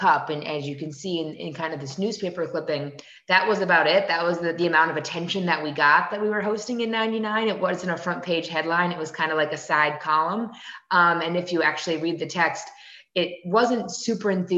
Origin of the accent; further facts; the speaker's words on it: New Jersey, United States; I was at the opening game at Gillette Stadium or at Giant Stadium growing up in New Jersey